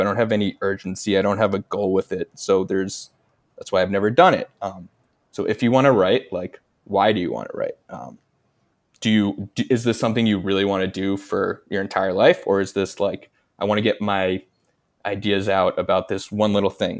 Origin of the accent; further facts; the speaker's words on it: United States; I'm American.